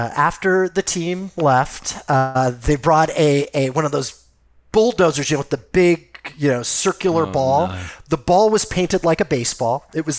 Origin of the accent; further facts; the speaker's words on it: Los Angeles, California, United States; I grew up in Los Angeles, so I can give you first-person accounts